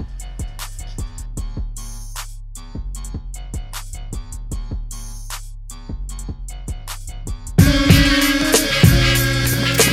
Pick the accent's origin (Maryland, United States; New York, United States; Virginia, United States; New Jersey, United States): New York, United States; New York City; I'm from Brooklyn